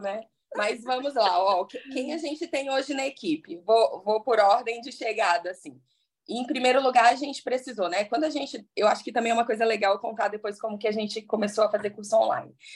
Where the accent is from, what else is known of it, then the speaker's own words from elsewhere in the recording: Espírito Santo, Brazil; also born or lived in Paraná; now in Vitória, Brazil; eu comecei a fazer curso aqui em Vitória, que eu sou do Espírito Santo